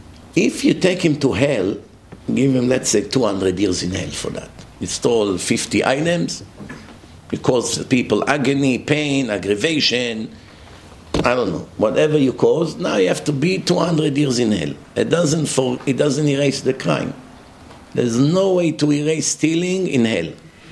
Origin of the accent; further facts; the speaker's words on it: Florida, United States; I'm only 5'5". I'm dark. He was blonde. We're not the same. He was from New York. I'm from Florida.